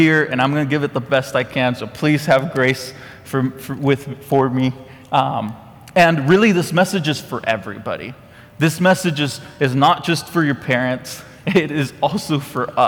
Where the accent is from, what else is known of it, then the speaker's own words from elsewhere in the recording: Costa Rica; now in Conroe, United States; I'm from Costa Rica.